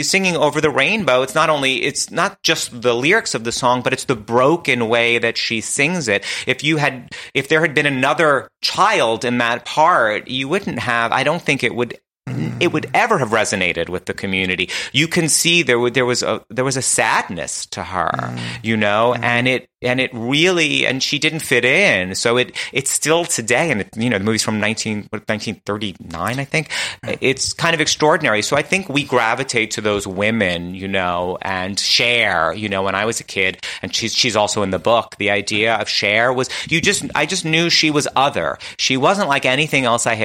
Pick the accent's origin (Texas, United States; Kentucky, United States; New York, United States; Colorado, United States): New York, United States; New York City; now in Los Angeles, United States; We went to my family's house in Queens